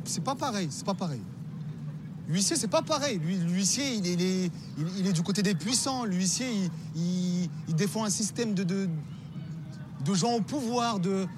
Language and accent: French; Normandy, France; moved away as an adult; also born or lived in Paris region / Hermont; j'ai grandi en Normandie, mais du coup, vers 20 ans, je suis revenu en région parisienne.